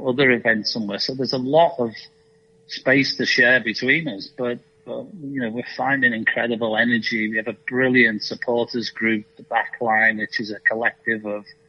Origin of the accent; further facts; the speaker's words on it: Liverpool, North West England, United Kingdom; moved away as an adult; also born or lived in Malaysia / Hong Kong / China / Germany; now in Nashville, United States; in my time at Liverpool, which I enjoyed immensely, and it's my hometown team